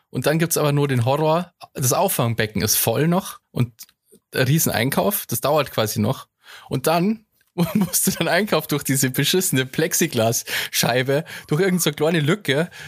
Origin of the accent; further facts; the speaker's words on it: Passau, Bavaria, Germany; aber bei uns in Passau ist ja vieles anders auch.